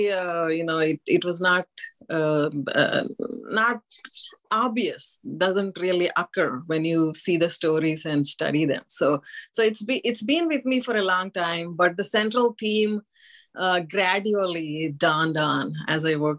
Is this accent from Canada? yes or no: no; Andhra Pradesh, India; I grew up in Andhra Pradesh, which is the place associated with Narasimha.